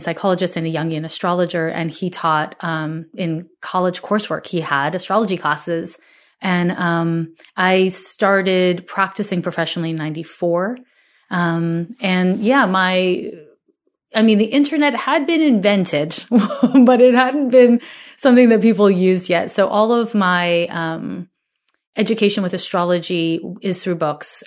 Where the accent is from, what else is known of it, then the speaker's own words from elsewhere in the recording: Montreal, Quebec, Canada; now in California, United States; I'm from Montreal, Quebec, Canada